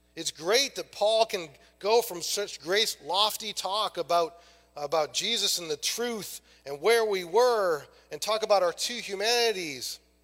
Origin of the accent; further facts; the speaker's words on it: Maine, United States; I'm from Maine